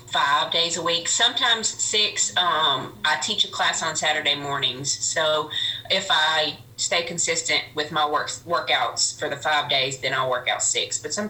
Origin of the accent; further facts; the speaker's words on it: Brownsville, Tennessee, United States; I am 32 years old, and I grew up and was born and raised in Brownsville, Tennessee. I graduated high school in Haywood County.